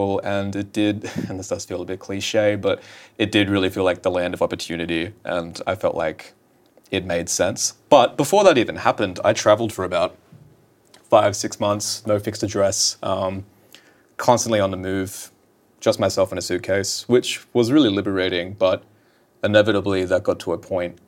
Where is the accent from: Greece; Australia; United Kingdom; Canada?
Australia; Newcastle, New South Wales; moved away as an adult; now in Los Angeles, United States; I need to move away from my hometown